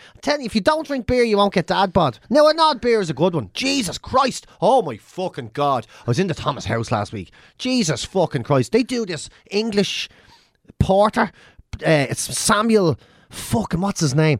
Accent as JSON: {"language": "English", "country": "Ireland", "said": "Irish people can't forget"}